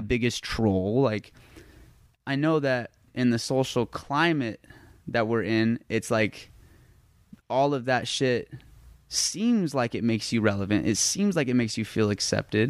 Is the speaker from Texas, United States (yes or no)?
no; Las Vegas, Nevada, United States; I'm from Las Vegas